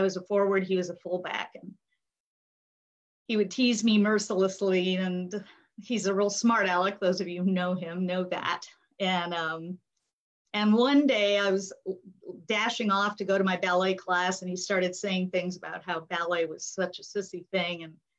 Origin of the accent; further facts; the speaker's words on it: Japan; born there; I was born in Japan. I was raised in Asia.